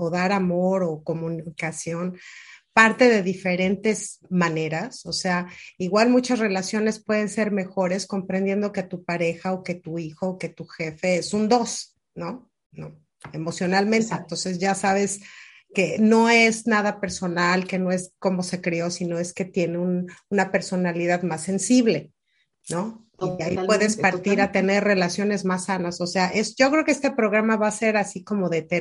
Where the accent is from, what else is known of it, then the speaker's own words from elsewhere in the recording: Monterrey, Nuevo León, Mexico; Es que soy regia y hablo fuerte